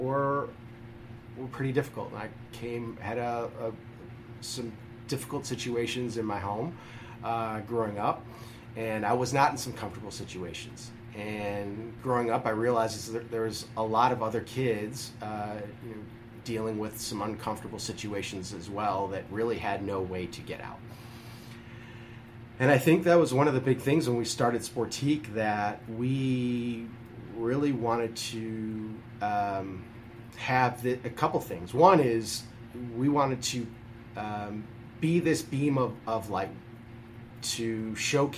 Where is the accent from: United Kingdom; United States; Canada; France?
United States; Deerfield, Illinois; also born or lived in Chicago; I grew up in Deerfield